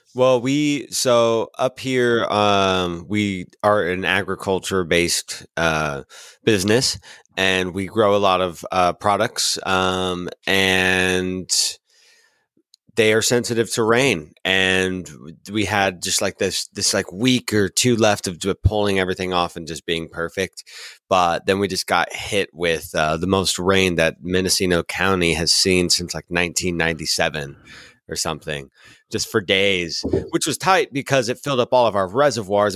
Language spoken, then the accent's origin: English; Washington, United States; I'm a Washingtonian, so I was born and raised in Washington